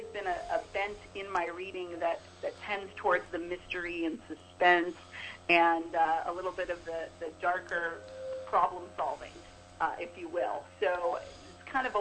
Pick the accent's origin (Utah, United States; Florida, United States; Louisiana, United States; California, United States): California, United States; San Francisco Bay Area; I am originally from the Bay Area